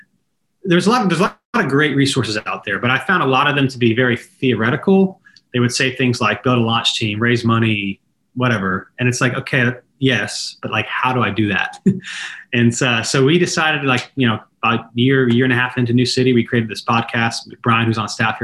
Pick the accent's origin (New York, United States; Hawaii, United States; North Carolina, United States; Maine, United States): North Carolina, United States; Raleigh; I'm from the Raleigh area originally